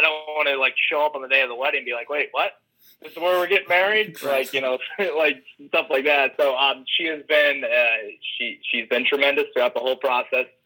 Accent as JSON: {"language": "English", "town": "Indianapolis", "region": "Indiana", "country": "United States", "tie": "born or raised there", "said": "growing up in the Indianapolis area"}